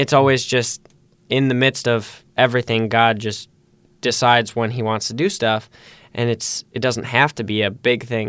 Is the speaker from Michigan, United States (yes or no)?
yes; Holland, Michigan, United States; I too have lived in Holland my whole life